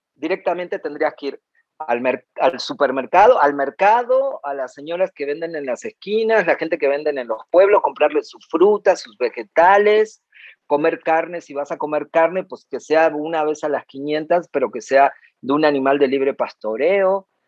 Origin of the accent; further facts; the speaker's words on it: Cinco Saltos, Río Negro, Argentina; moved away; nací en la Patagonia Argentina y fueron mis comienzos ahí en el sur, en el Alto Valle Río Negro, Neuquén, en Cinco Saltos